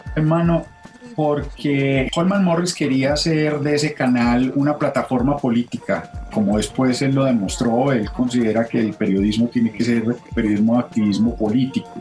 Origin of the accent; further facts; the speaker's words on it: Paisa region, Antioquia, Colombia; also born or lived in Bogotá; yo soy paisa y está muy bien y me siento paisa